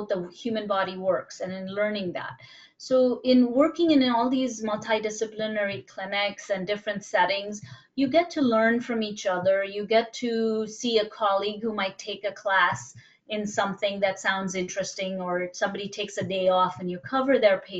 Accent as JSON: {"language": "English", "country": "India", "also_born_or_lived": "Bombay", "moved": "yes", "said": "I'm originally from India"}